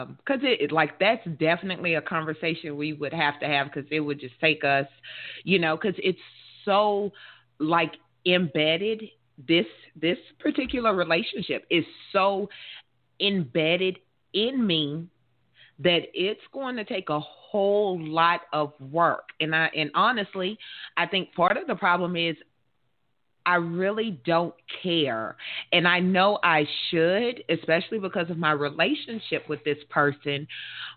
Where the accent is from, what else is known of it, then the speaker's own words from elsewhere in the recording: the South, United States; I'm in the South. I'm from the South